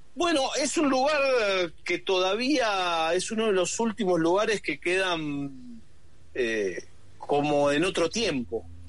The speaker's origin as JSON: {"language": "Spanish", "region": "Buenos Aires", "country": "Argentina", "tie": "born or raised there", "said": "yo me crié en Buenos Aires"}